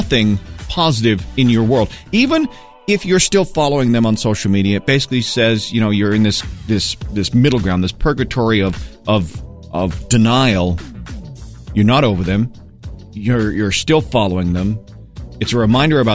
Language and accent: English; Maine, United States; moved away; growing up in Maine